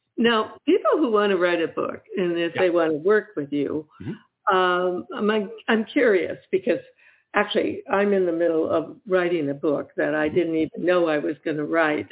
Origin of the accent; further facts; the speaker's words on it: Michigan, United States; moved away; also born or lived in Ohio; I'm actually from Michigan